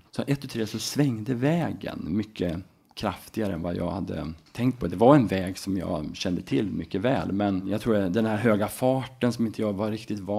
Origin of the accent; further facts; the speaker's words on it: Enköping, Uppsala County, Sweden; also born or lived in Falun / Mora; Faktiskt är jag född eh, i Uppsala, uppvuxen i Enköping. Sen så sökte vi oss upp upp eh, mot eh, Mora när jag var i skolåldern